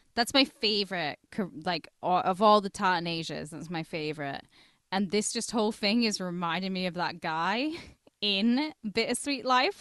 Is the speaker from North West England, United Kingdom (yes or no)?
yes; twenty minutes from Carlisle, North West England, United Kingdom; I'm from twenty minutes down the road, and people in Carlisle know I'm not from Carlisle.